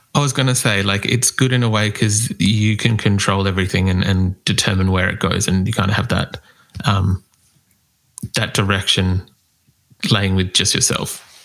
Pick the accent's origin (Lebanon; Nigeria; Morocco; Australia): Australia; accent: Australian; my Australian accent